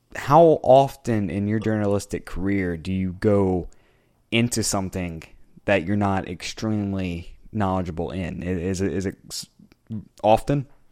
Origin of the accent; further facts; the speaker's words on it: United States; I'm an American soccer journalist